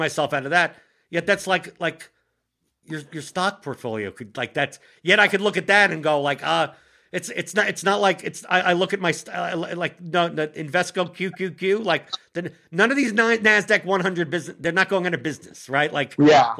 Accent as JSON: {"language": "English", "town": "New York City", "region": "New York", "country": "United States", "moved": "yes", "lives_now": "Louisville, United States", "said": "I'm originally from New York City"}